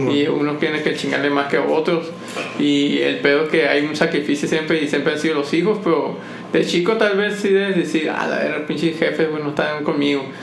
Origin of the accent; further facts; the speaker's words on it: Mexico; más para uno como mexicano, como que, verga, güey, muy.